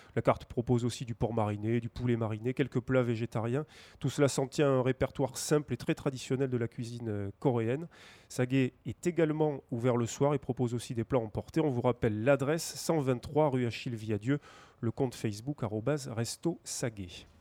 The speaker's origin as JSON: {"language": "French", "town": "Toulouse", "region": "Occitania", "country": "France", "said": "en tant que Toulousain"}